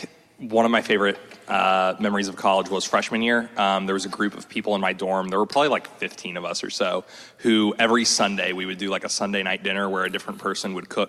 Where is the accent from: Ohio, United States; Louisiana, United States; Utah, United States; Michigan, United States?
Ohio, United States; Columbus; moved away; my hometown is Columbus, Ohio.